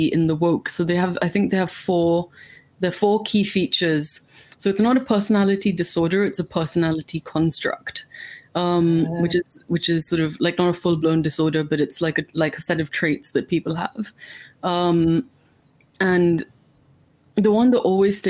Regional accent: India; now in United Kingdom; I'm from India, which is like famously colonized part of the British Empire.

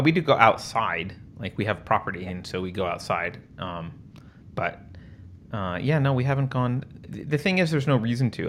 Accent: California, United States; moved away

